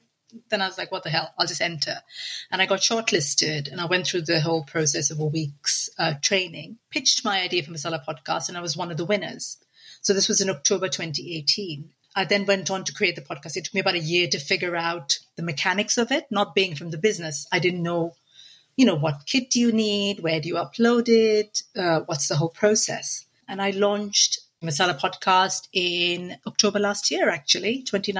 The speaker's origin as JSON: {"language": "English", "country": "India", "tie": "born or raised there", "moved": "yes", "said": "I grew up in India in a very traditional"}